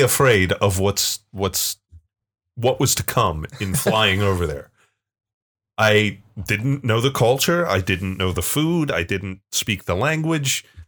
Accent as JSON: {"language": "English", "region": "Pennsylvania", "country": "United States", "said": "a good f, Pennsylvanian"}